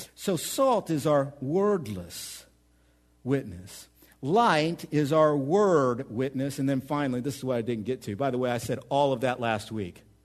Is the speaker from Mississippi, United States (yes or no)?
no; Oklahoma, United States; moved away as an adult; now in central Illinois, United States; I'm from Oklahoma